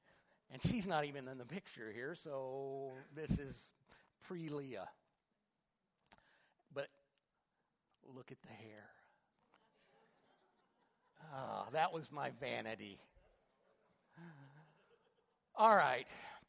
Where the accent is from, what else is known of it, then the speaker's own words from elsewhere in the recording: Clyde, Texas, United States; my little farm that I have, 18 acres. I grew up in Clyde, and I still have a little place out there.